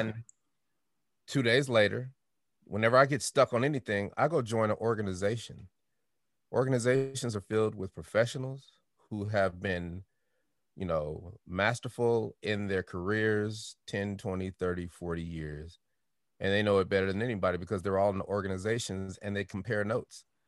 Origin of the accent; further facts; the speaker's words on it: Denver, Colorado, United States; I'm from Denver